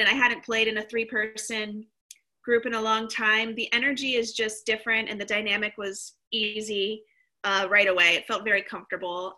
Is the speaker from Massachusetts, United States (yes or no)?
no; Kentucky, United States; moved away; also born or lived in Portland; originally i'm from kentucky